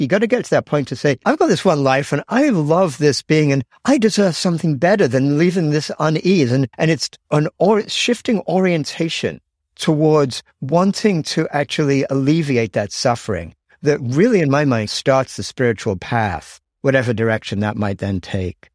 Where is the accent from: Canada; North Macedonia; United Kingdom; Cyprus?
United Kingdom; England; moved away as an adult; now in United States; I grew up in England and actually I, yeah, I did my undergraduate at Cambridge, but then I left England at age 21